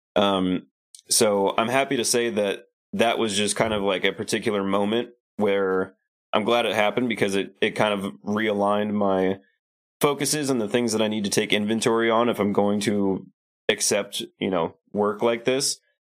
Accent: Lincoln, Nebraska, United States; moved away as an adult; also born or lived in Hollywood, California; I moved from Lincoln, Nebraska, where I'd lived my whole life, to Hollywood, California

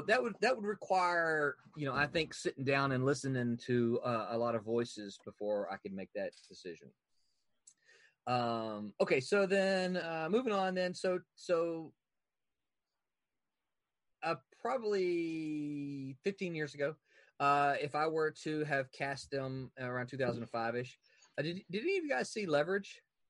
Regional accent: Southern United States, United States; And you know, as a Southerner, one of the things I have a problem

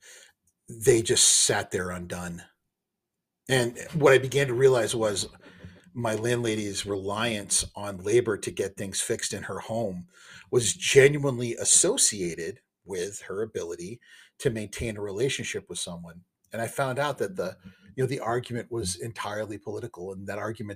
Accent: United States; I'm an American, and I do believe in capitalism. And I do believe in the way of life that I've been raised in.

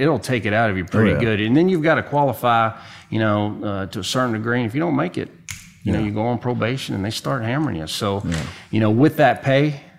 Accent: Austin, Texas, United States; I said, well, you know, I'm from Austin. I sure would like to stay.

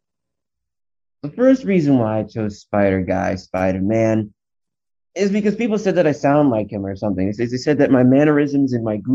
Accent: Northeast, United States; I grew up in the Northeast

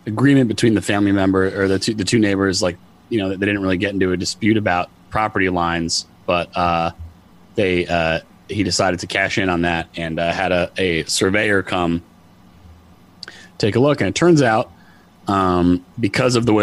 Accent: Connecticut, United States; I'm from Connecticut too, so it's not, you know, we're all from here, but it's New England

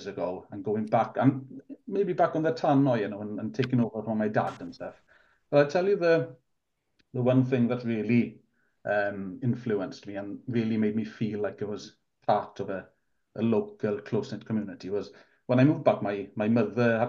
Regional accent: Newcastle Emlyn area, West Wales, United Kingdom; first language Welsh; English is a second language; also born or lived in Wrexham; my mother came from Pembrokeshire, North Pembrokeshire, so we moved down in 84 when I was about four.

